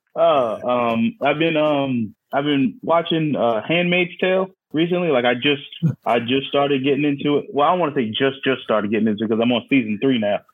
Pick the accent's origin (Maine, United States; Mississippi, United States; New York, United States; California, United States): New York, United States; New York City; moved away as an adult; also born or lived in Philadelphia; now in Houston, United States; I'm from Staten Island, New York.